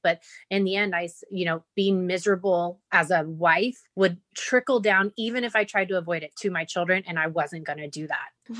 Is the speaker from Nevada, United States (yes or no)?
yes; Las Vegas, Nevada, United States; also born or lived in California; my mom sent me away to live here in Vegas with my dad and my grandmother. And um, I think I was six years old, maybe seven and um, I've been here ever since.